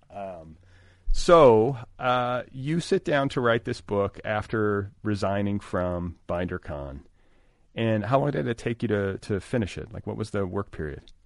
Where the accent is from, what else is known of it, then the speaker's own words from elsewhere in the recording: Indiana, United States; I was raised in Indiana